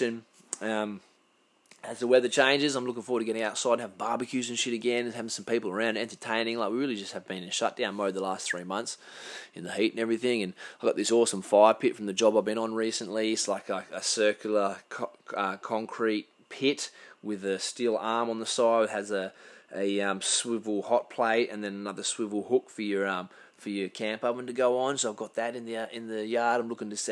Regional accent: Karratha, Western Australia, Australia; also born or lived in Perth; now in Port Hedland, Australia; we grew up in Carthage as kids when we were young fellas. We were there for 8 years or something like that.

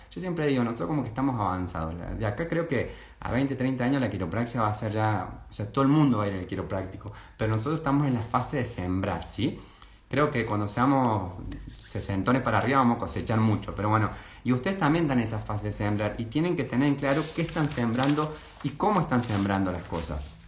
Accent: Córdoba, Argentina; accent: cordobés tonada; sos muy cordobés

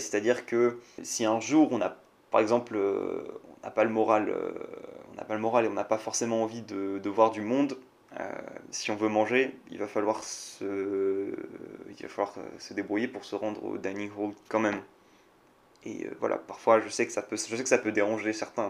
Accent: France; moved away as an adult; now in Singapore; Je suis un vrai Français

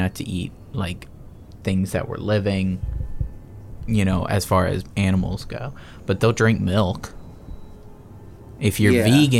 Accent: United States; I'm American.

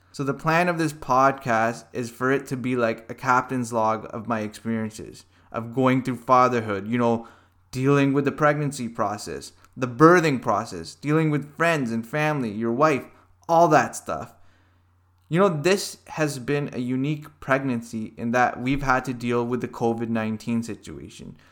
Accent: Hamilton, Ontario, Canada; I was born and raised in Hamilton, Ontario

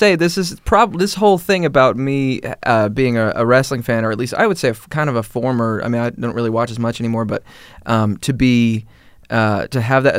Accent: Hawaii, United States; also born or lived in Massachusetts / New York; now in Atlanta, United States; I moved around. We lived in Massachusetts for a while. Lived in Hawaii for a while. I grew up in Hawaii for a good majority of my formative years, and then New York for college, and now I'm here in Atlanta.

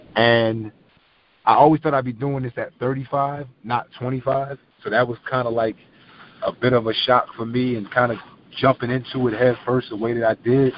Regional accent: Philadelphia, Pennsylvania, United States; I'm from South Philly

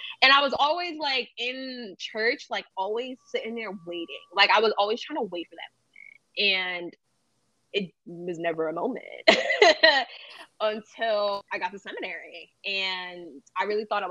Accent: New Jersey, United States; also born or lived in Jamaica; now in East Harlem, New York, United States; I am from New Jersey.

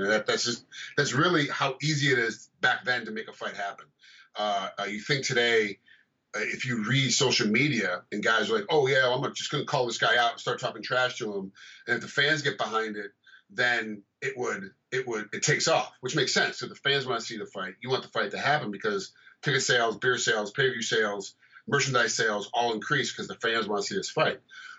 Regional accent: East Coast, United States; being American, being from the East Coast, but being in a farm community

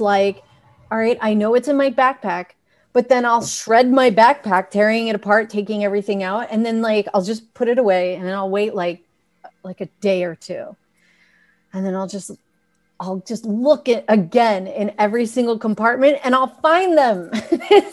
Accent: New York, United States; I come from the Italian New York background

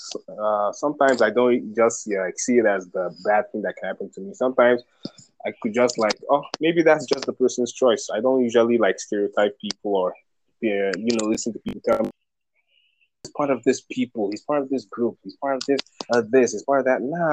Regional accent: Nigeria; now in United States; I'm from Nigeria

